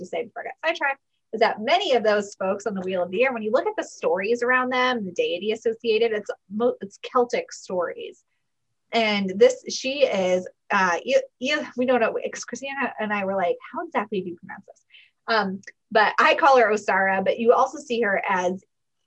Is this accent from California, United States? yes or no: no; Connecticut, United States; I grew up near where I live now in Connecticut